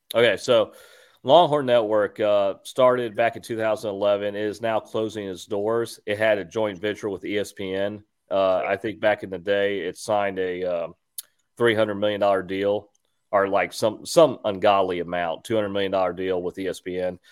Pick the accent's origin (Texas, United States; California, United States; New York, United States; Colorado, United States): Texas, United States; Houston; moved away; I'm originally from Texas